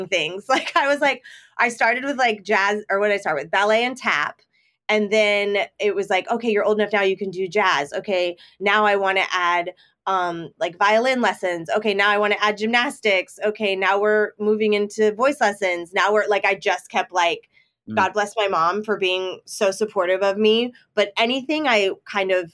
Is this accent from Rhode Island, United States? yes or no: no; Sacramento, California, United States; also born or lived in Los Angeles, California; I'm originally from Sacramento, California. Well, I'm originally from LA and then we moved to Sacramento. So California all around, but I definitely say Sacramento because that's where I went to high school